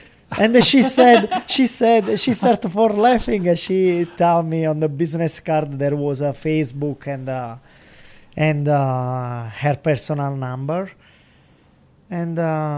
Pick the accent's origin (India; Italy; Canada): Italy; Salerno, Campania; English is a second language; moved away as an adult; also born or lived in New York; I am from Salerno.